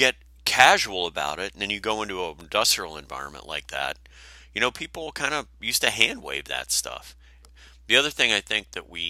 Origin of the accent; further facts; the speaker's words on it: Wisconsin, United States; when I was growing up in Wisconsin